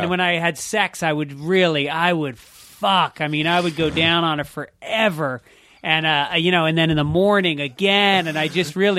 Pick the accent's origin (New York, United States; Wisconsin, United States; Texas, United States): New York, United States; also born or lived in Boston; I'm from New York.